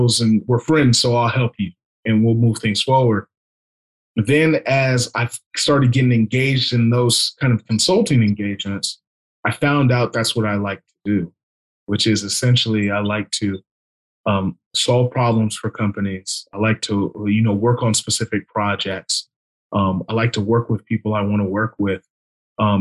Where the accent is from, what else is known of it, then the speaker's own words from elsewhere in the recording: California, United States; I'm born and raised in California. Always lived in California for the most part